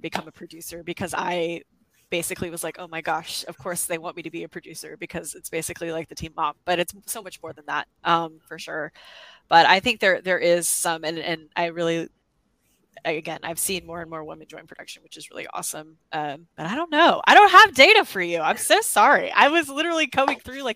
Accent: the South, United States; I'm from the South

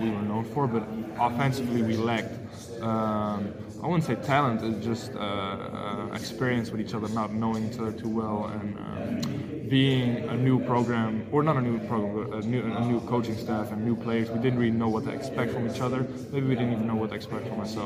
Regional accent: Amsterdam, North Holland, Netherlands; moved away as an adult; also born or lived in Mississippi; now in Boston, United States; I'm from Amsterdam

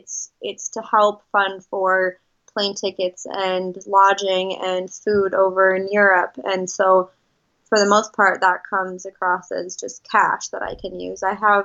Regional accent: Midwest, United States; Growing up in the Midwest, I was very much of a homebody and loved everything that had to do with being around my family and what I was used to.

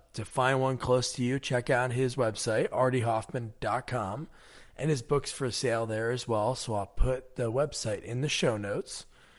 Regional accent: New Jersey, United States; I'm from Jersey.

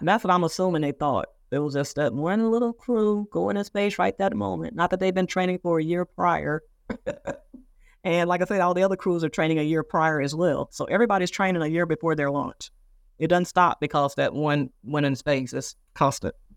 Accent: Moss Point, Mississippi, United States; moved away; my hometown newspaper in Mississippi. Moss Point, Mississippi.

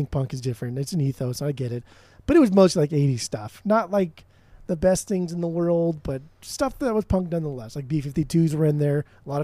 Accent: Orange County, California, United States; I'm from Orange County

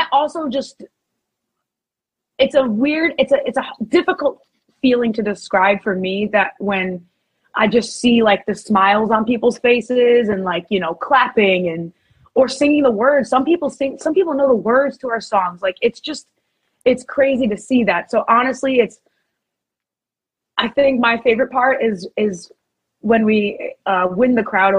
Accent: Northeast, United States; it's my hometown

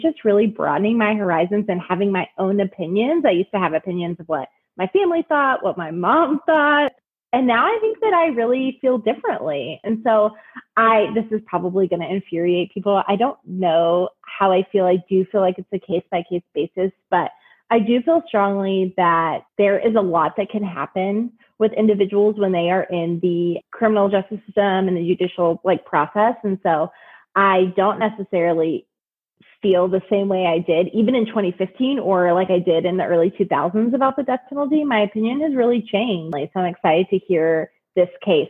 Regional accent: Texas, United States; moved away as an adult; also born or lived in Ohio; now in Kentucky, United States; I'm from Texas too.

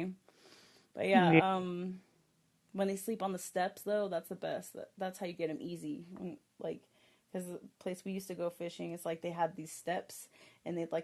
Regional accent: Texas, United States; now in Colorado, United States; I'm from Texas. I'm born and raised from Texas

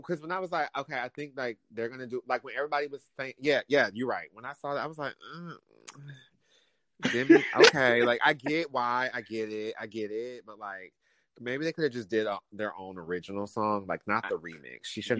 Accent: Michigan, United States; now in Florida, United States; so I'm from Michigan, born and raised

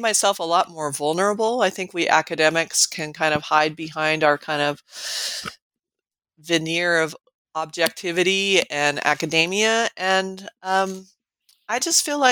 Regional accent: Colorado, United States; moved away as an adult; also born or lived in California / New Mexico; now in Nebraska, United States; I grew up in Colorado

